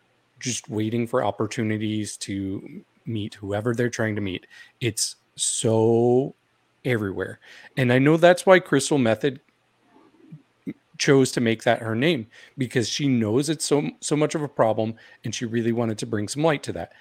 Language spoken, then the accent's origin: English; Missouri, United States; I am from Missouri